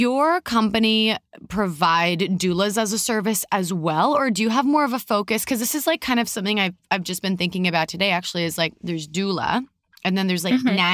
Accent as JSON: {"language": "English", "town": "Vancouver", "region": "British Columbia", "country": "Canada", "tie": "born or raised there", "said": "You are in Vancouver, so that's my hometown"}